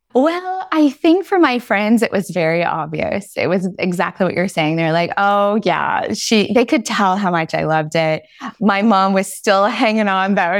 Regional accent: Dallas, Texas, United States; moved away as an adult; also born or lived in Paris, France; now in Versailles, France; I'm a Southern girl at heart. I'm from Dallas, Texas

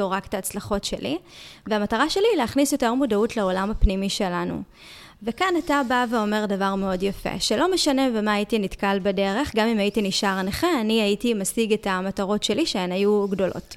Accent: Ashkelon, Southern District, Israel; moved away; נסעתי לאזכרה של אבא שלי באשקלון, ועלה לי איזשהו חשק כזה להצטלם בשכונה שבה גדלתי

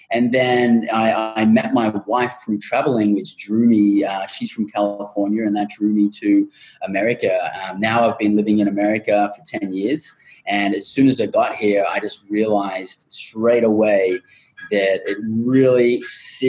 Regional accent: Australia; moved away as an adult; now in United States; a group of eight of us who have all independently had our own experiences growing up in Australia

